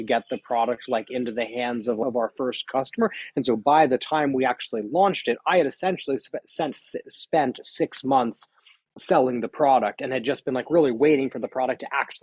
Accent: Palo Alto, California, United States; I grew up in Palo Alto, so in Silicon Valley.

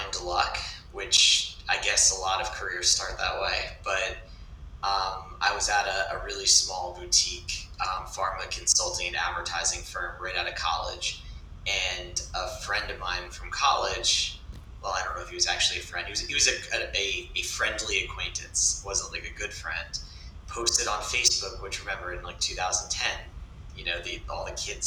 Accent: a small town south of Boston, Massachusetts, United States; I'm from a small town south of Boston, but We all just claim the city

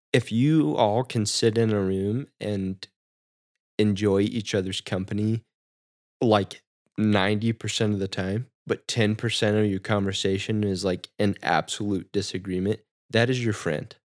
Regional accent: Midwest, United States; growing up in the Midwest, small town

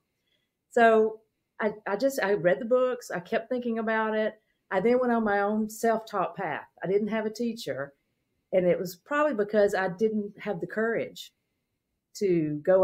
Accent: Mississippi, United States; I grew up in Mississippi in a small town

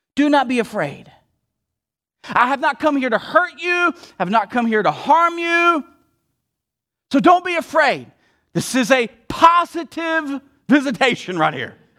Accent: the South, United States; I'm from the South

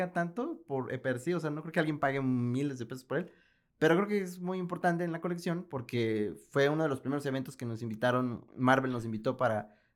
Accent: Guanajuato, Mexico; le dijimos, venimos de Guanajuato.

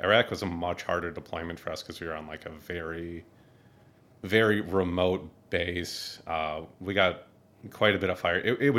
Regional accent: Minneapolis, Minnesota, United States; moved away as an adult; also born or lived in North Dakota; now in Syracuse, United States; I'm originally from Minneapolis, Minnesota.

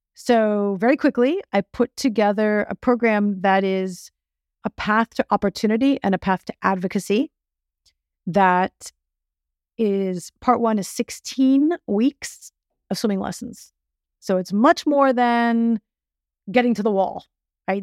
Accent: Miami, Florida, United States; I was born in Miami. I grew up in Miami

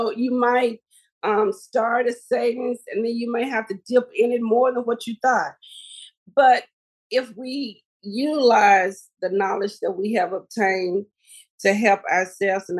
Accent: Helena-West Helena, Arkansas, United States; my hometown community of Helena, West Helena, Arkansas

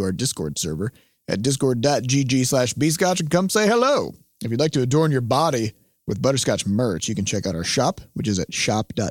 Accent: Midwest, United States; As a Midwesterner

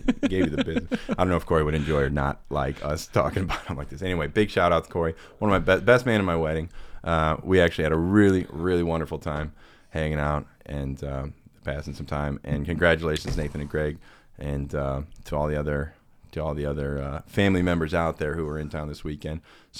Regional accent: Florissant, Missouri, United States; I grew up in Florissant. We ended up going to middle school together, which is like 7th, 8th grade.

